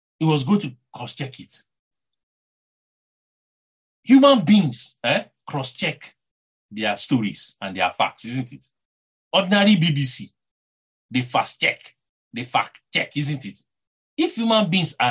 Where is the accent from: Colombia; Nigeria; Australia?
Nigeria; accent: Nigerian; Someone like me that has a Nigerian accent